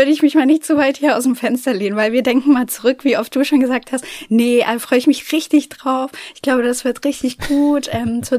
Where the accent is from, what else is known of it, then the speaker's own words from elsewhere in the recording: Germany; Ich komme aus Deutschland, ich kann kein Englisch sprechen.